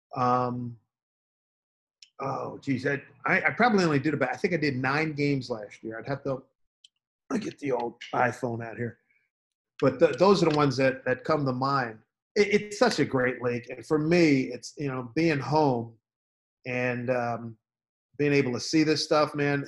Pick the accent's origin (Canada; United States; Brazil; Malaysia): United States; I-95 corridor, East Coast; also born or lived in New York / Philadelphia; I, as a guy born in East, you know, in East Coast, an I ninety five corridor, born and raised in New York, Philly, and living in New York most of my life.